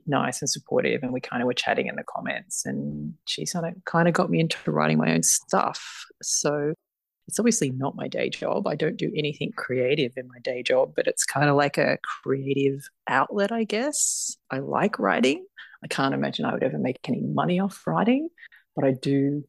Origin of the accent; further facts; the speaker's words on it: Australia; I'm Australian